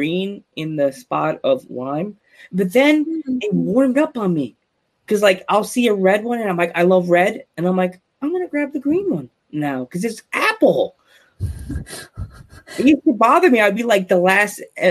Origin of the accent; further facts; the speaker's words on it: Long Island, New York, United States; When I grew up on Long Island